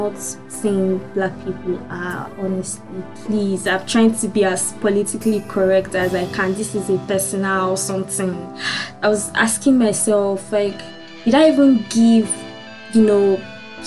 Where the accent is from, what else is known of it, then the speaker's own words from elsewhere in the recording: Nigeria; moved away as an adult; I'm from Nigeria.